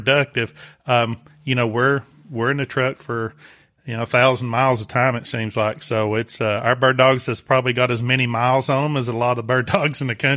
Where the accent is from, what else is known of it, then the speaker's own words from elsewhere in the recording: United States; I grew up on the Tennessee River, and we hunted a lot of Tennessee River bottoms